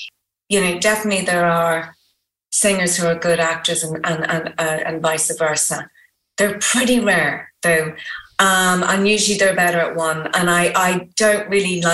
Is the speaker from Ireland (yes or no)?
yes; Ireland; I'm Irish.